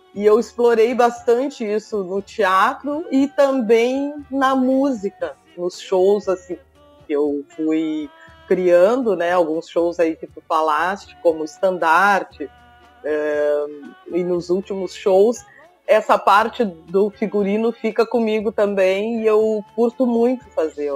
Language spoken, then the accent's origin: Portuguese; Gravataí, Rio Grande do Sul, Brazil; also born or lived in Porto Alegre; eu nasci em Porto Alegre, mas uh, nasci e vim direto para cá, né? Minha família toda é daqui, da cidade. E Gravataí é a minha casa